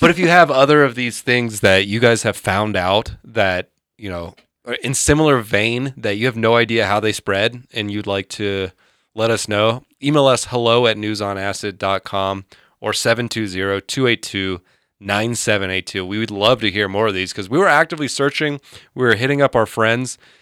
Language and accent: English; Georgia, United States; I grew up in Georgia pre-internet